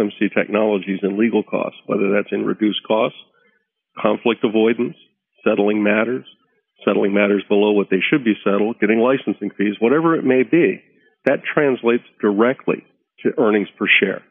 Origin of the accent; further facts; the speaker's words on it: United States; being American